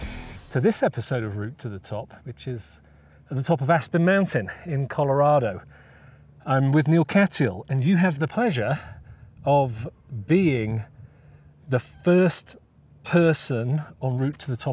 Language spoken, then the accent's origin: English; United Kingdom; As a Brit